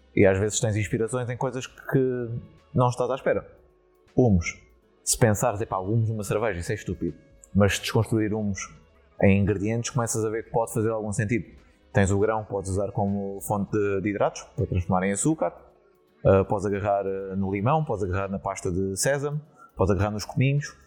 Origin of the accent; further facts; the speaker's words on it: Setúbal, Portugal; moved away as an adult; now in Netherlands; da, da minha terra uh, eh, setubalense